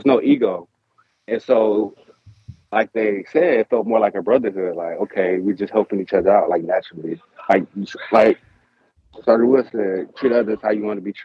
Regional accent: Detroit, Michigan, United States; moved away; I'm from Detroit, Michigan

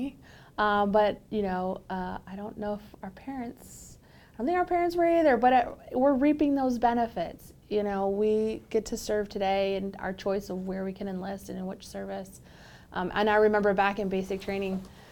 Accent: Detroit, Michigan, United States; So I'm from Michigan, was born in Detroit

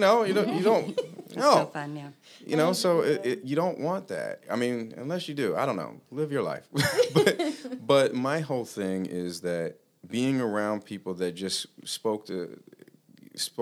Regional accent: Los Angeles, California, United States; moved away as an adult; also born or lived in Utah; now in Plymouth, United States; I grew up in Los Angeles

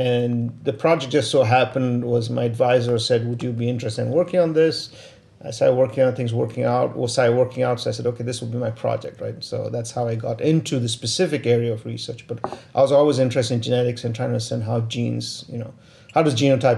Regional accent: Pittsburgh, Pennsylvania, United States; So if someone's asked me where you're from, I say I'm from Pittsburgh, Pennsylvania.

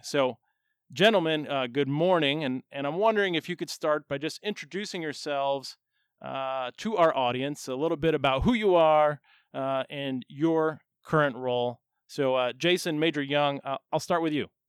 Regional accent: Chicago, Illinois, United States; I'm a Chicago guy

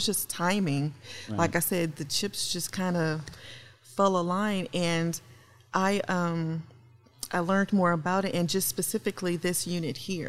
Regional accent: Memphis, Tennessee, United States; moved away; also born or lived in St. Louis, Missouri; Originally, I'm from Memphis, Tennessee.

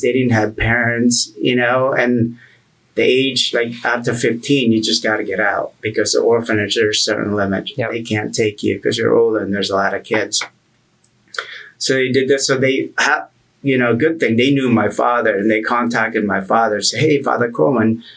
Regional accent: Philippines; also born or lived in Pennsylvania, United States; now in United States; I grew up in the Philippines

